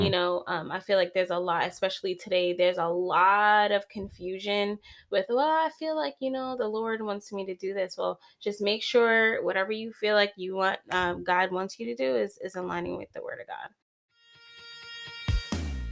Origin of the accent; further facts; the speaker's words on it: East Coast, United States; now in California, United States; I'm from the East Coast, and my husband wanted to leave California so bad